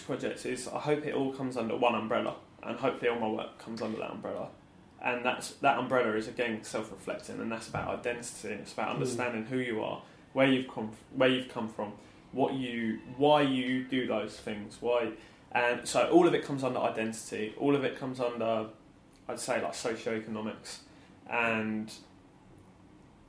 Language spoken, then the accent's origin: English; Watford, East of England, United Kingdom; I grew up in Watford